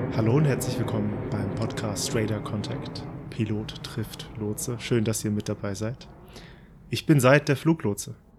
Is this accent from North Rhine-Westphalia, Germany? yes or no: no; Frankfurt and Darmstadt, South Hesse, Germany; now in Baden-Württemberg, Germany; Ich bin in Frankfurt und Darmstadt aufgewachsen, ein echter Südhesse und wohne mittlerweile im Südwesten Deutschlands im schönen Baden-Württemberg.